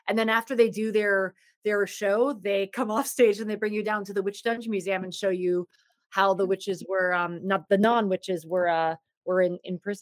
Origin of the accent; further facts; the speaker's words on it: Salem, Massachusetts, United States; that's my hometown